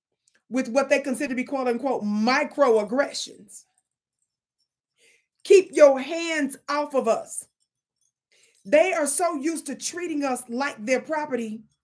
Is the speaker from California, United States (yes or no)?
no; Mississippi, United States; I'm from Mississippi.